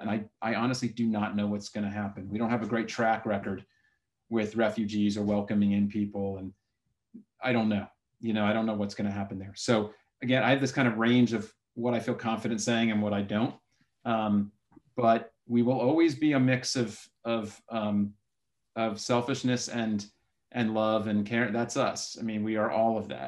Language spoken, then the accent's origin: English; South Florida, United States; moved away; I was born in South Florida